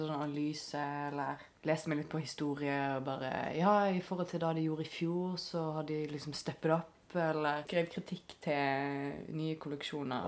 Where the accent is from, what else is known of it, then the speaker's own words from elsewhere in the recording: Stord, Vestland, Norway; now in Bergen, Norway; Nå kommer jeg jo òg fra Stord, som er en veldig nynorsk ja. kommune. Mm. Så jeg har jo alltid skrevet nynorsk siden jeg var liten